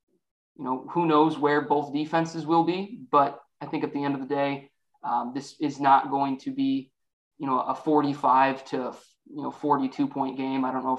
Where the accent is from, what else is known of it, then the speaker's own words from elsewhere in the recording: Illinois, United States; I'm from Illinois. Okay. I'm Midwest.